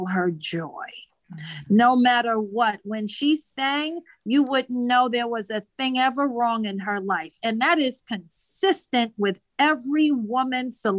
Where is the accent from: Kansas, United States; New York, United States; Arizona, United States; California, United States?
New York, United States; New York City; I'm born and bred in Queens